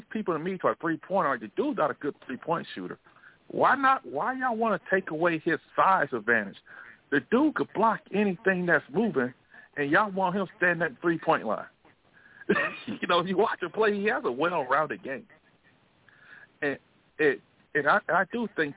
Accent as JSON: {"language": "English", "town": "Montgomery", "region": "Alabama", "country": "United States", "tie": "born or raised there"}